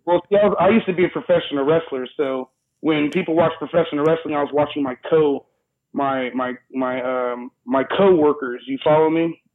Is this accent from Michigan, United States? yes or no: no; Riverside, California, United States; born and raised in California Riverside